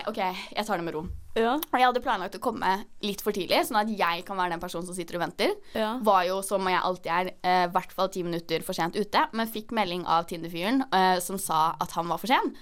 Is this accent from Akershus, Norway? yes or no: no; Oslo, Norway